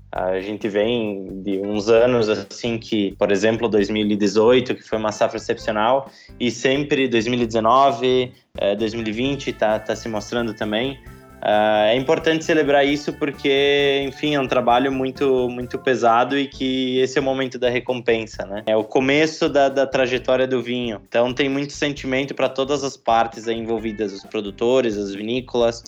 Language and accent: Portuguese; Garibaldi, Rio Grande do Sul, Brazil; also born or lived in Caxias do Sul; eu sou nascido em Caxias do Sul, uma das maiores cidades aqui da Serra, mas criei e me considero um garibaldense de, de coração, moro em Garibaldi desde que eu me entendo por gente